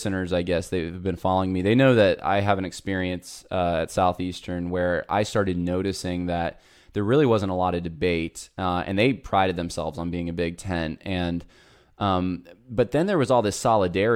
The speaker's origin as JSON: {"language": "English", "region": "Northeast", "country": "United States", "tie": "born or raised there", "moved": "yes", "said": "I came from growing up in the Northeast, where it's pretty godless. I went to college up there"}